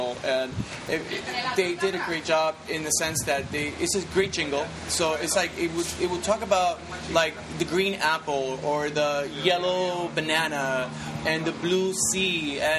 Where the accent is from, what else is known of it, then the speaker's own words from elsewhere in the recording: Perth Amboy, New Jersey, United States; moved away as an adult; now in Puerto Rico; I grew up in Perth Amboy, New Jersey